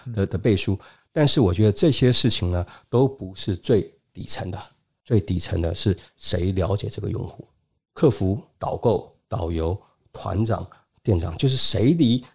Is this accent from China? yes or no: yes; China; 因为我们中国人特别喜欢社群